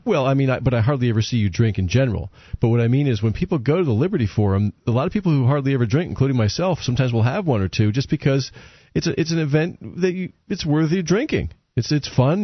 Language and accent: English; New England, United States; I grew up in New England